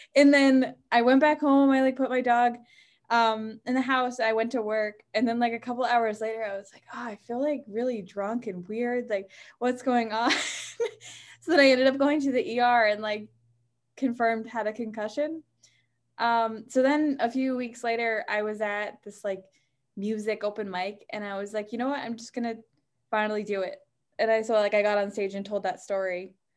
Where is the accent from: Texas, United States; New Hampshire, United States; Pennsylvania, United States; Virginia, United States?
New Hampshire, United States; moved away as an adult; now in Boston, United States; I'm from New Hampshire, but I have been in Boston since I was eighteen when I went to college there.